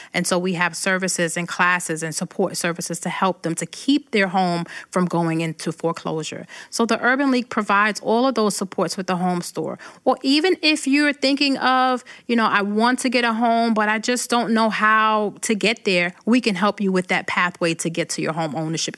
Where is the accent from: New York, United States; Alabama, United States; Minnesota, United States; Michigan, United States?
New York, United States; Brooklyn; moved away as an adult; now in Rochester, United States; When I go back to Brooklyn